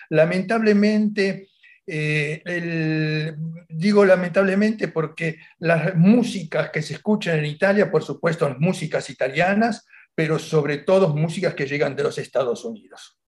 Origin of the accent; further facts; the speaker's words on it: Argentina; now in Italy; yo soy ítalo-argentino, pero en mi municipalidad yo soy un italiano.